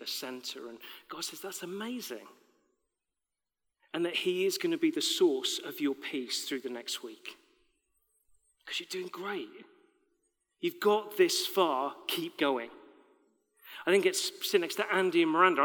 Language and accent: English; United Kingdom; We're British